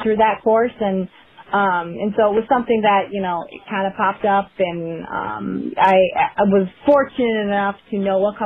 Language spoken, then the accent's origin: English; Minnesota, United States; I grew up in Minnesota